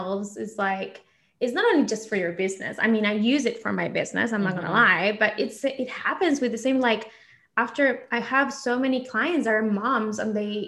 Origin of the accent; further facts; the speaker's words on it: Argentina; English is a second language; moved away; I grew up in Argentina